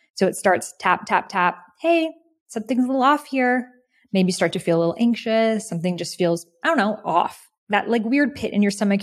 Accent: outside of Boston near Salem, Massachusetts, United States; I grew up outside of Boston near Salem, Massachusetts

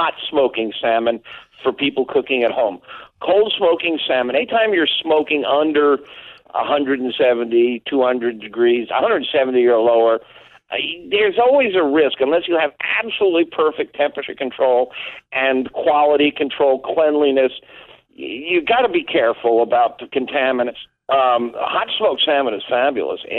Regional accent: East Coast, United States; now in Chicago suburbs, United States; I was raised on the East Coast with seafood

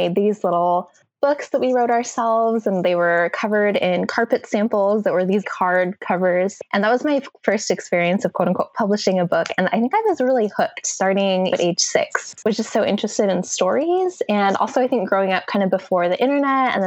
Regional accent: Cupertino, California, United States; I grew up in Cupertino, California, which is the home of Apple and kind of the heart of the Silicon Valley.

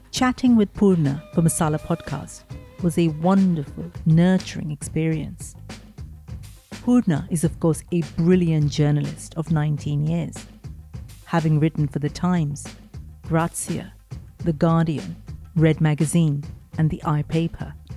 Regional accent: India; moved away as an adult; now in United Kingdom; I grew up in India, spent most of my kind of adult life in India, moved here when I was about thirty-something, early thirties.

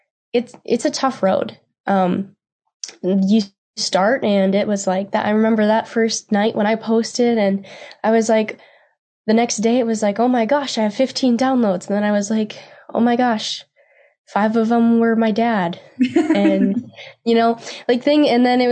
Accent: Steele, North Dakota, United States; moved away as an adult; also born or lived in Nebraska; I am from Steele, North Dakota, and I grew up on my family's ranch

